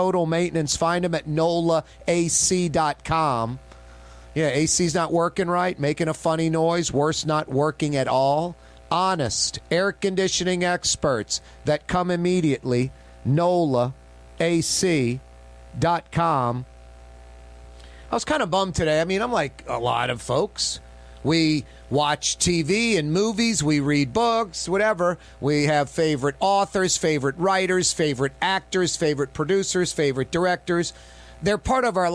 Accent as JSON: {"language": "English", "country": "United States", "said": "as an American"}